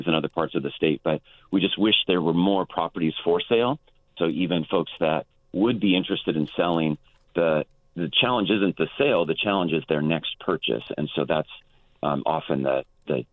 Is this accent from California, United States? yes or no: yes; Fresno, California, United States; moved away as an adult; now in San Luis Obispo County, United States; I'm originally from Fresno, proud Clovis West graduate, and made the move this way in 2017